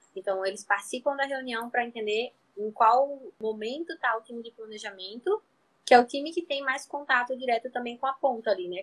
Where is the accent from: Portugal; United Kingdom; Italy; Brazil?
Brazil; Natal, Rio Grande do Norte; eu sou aqui do Nordeste, de Natal, Rio Grande do Norte